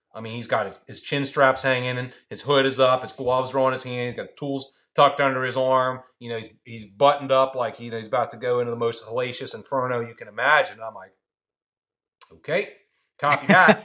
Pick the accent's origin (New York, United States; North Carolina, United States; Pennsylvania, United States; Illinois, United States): Pennsylvania, United States; Philadelphia; now in Salisbury, United States; I grew up in Philly